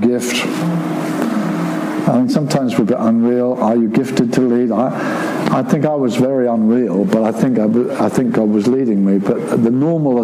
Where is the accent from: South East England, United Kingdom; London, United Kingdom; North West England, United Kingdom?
South East England, United Kingdom; Brighton; now in Seaford, United Kingdom; I'm living at Seaford, I was raised in Brighton